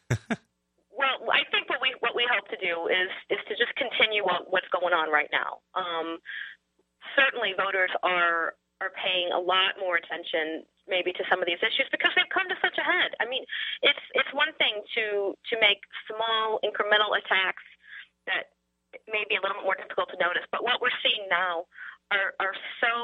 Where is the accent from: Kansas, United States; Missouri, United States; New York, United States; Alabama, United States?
Missouri, United States; St. Louis; I grew up in St. Louis, and every morning at the breakfast table, I read the St. Louis Post-Dispatch